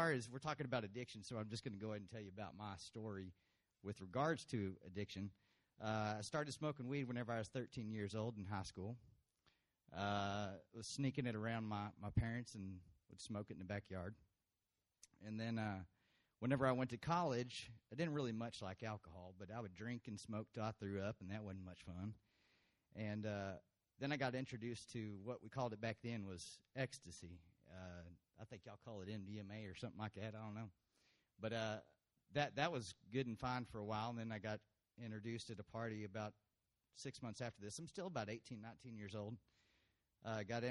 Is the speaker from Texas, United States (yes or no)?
yes; Brownwood, Texas, United States; I was born in Brownwood, Texas, here